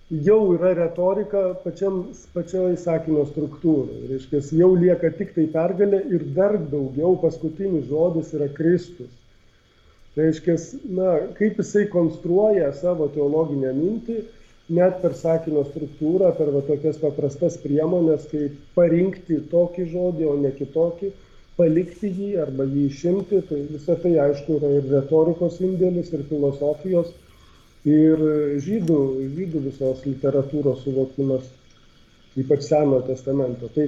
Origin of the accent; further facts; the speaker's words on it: Lithuania; mums, kurie esam lietuviai iš šiaurės